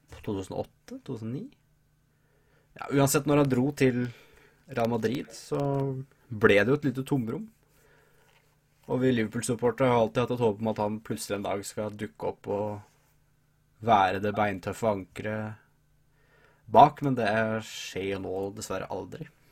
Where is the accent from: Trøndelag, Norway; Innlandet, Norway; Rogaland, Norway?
Innlandet, Norway; Hamar; Jeg er jo fra Hamar